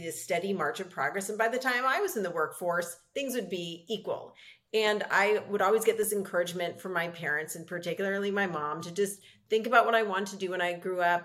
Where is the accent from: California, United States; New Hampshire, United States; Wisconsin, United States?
California, United States; Los Angeles; I grew up in Los Angeles with a hugely supportive family